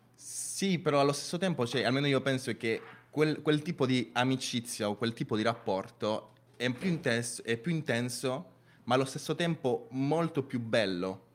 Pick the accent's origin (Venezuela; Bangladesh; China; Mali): Venezuela; now in Bari, Italy; sono nato in Venezuela e mi sono trasferito in Italia eh, ormai 11 anni fa